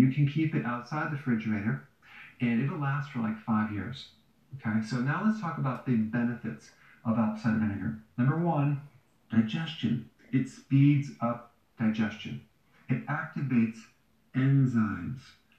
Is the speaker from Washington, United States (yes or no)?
no; Wisconsin, United States; So remember growing up in Wisconsin, where there's farms all around our neighborhood.